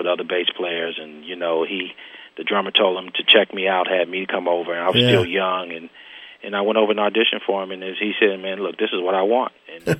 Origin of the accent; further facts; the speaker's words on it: Oakland, California, United States; I'm from Oakland, California